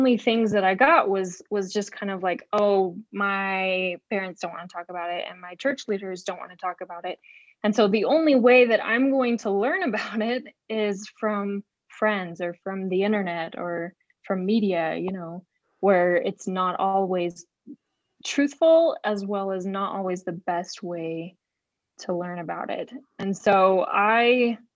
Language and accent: English; West Jordan, Utah, United States; I'm from West Jordan, Utah. I grew up in Utah most of my life